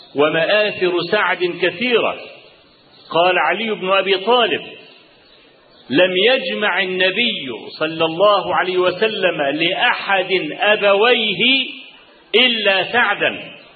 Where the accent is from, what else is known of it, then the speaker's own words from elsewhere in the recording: Kafr El Sheikh Governorate, Egypt; عندنا في كفر الشيخ